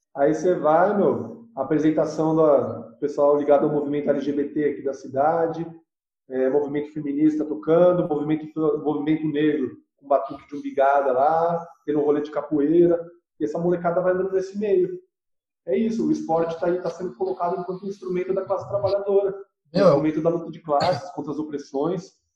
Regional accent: São Paulo, Brazil; now in Rio Claro, Brazil; eu estou em Rio Claro, mas eu sou de São Paulo

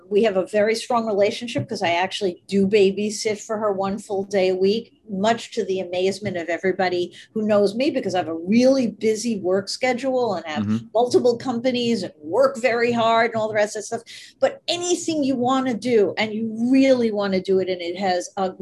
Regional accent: New York City, New York, United States; I grew up in New York.

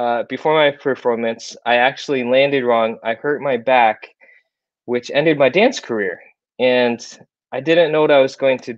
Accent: Iowa, United States; moved away as an adult; now in South Korea; I moved to Iowa in the USA, lived there my whole life, went to high school there, college there.

